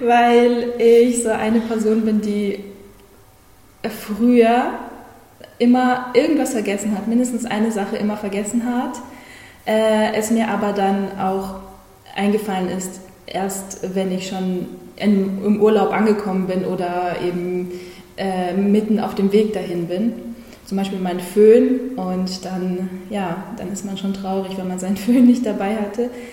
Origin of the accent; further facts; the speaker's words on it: Germany; also born or lived in Kazakhstan; ich in Kasachstan geboren wurde. Also, ich bin keine gebürtige Deutsche, aber ich bin mit acht Jahren nach Deutschland gekommen